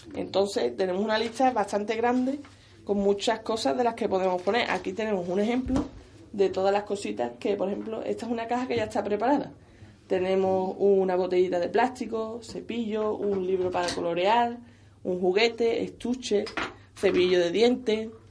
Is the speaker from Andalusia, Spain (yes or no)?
yes; San Fernando, Andalusia, Spain; soy de San Fernando